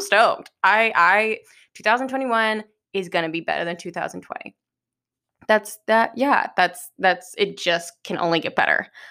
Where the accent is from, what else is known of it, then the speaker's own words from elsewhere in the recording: Westlake, United States; we lived in the same hometown